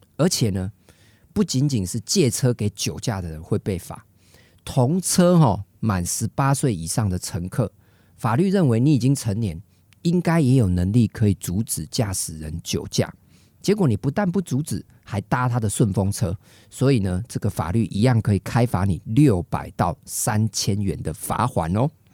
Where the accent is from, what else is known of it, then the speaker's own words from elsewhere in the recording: Taiwan; 我们台湾人是用筷子吃饭